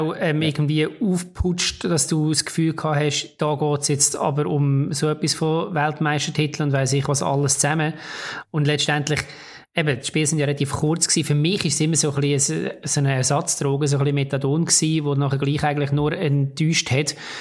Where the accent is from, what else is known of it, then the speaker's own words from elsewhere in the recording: Switzerland; bei uns in der Schweiz